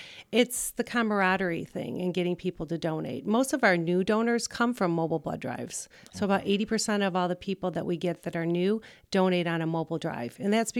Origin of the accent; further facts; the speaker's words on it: Rockford, Illinois, United States; also born or lived in Wyoming / Arizona; I am from Rockford.